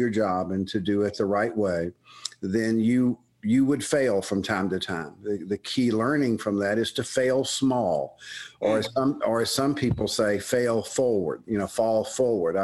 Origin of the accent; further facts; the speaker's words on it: Birmingham, Alabama, United States; accent: Southern; moved away as an adult; also born or lived in Tuscaloosa, Alabama / State College, Pennsylvania; I was born and raised in Birmingham, Alabama